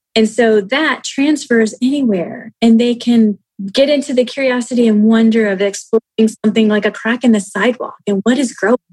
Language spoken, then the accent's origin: English; United States; we, as the American people